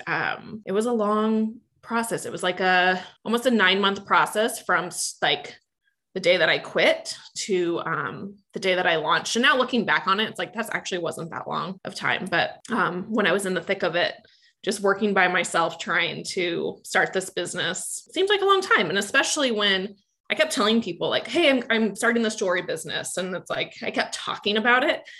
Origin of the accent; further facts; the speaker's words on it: Manhattan, Kansas, United States; now in Kansas City, United States; I grew up in Manhattan, Kansas, and my family has a ranch outside of Manhattan